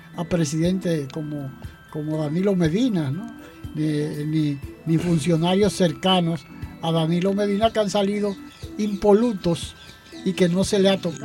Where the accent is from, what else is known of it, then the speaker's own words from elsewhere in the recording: Dominican Republic; la mayoría de los dominicanos